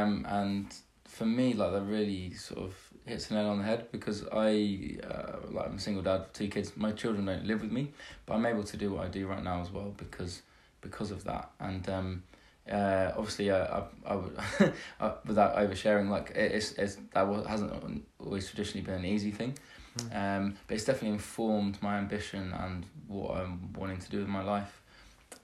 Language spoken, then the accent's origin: English; England, United Kingdom; now in United States; being a Brit in America, realising about modesty, that we're sort of over-modest in England.